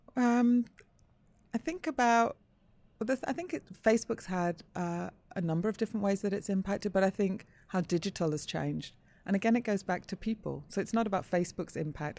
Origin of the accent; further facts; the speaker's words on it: Manchester, North West England, United Kingdom; I grew up in Manchester.